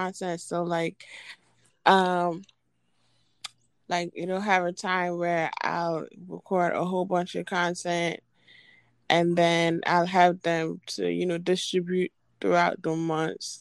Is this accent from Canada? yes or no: no; Trinidad & Tobago; I am from Trinidad and Tobago.